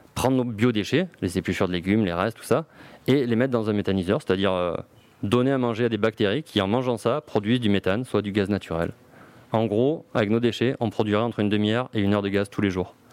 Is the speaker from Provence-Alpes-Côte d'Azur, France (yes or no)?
yes; Marseille, Provence-Alpes-Côte d'Azur, France; je suis Marseillais